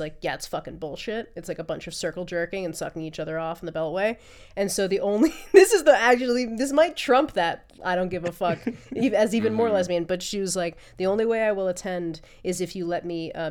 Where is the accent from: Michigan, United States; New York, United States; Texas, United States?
New York, United States; I'm from New York originally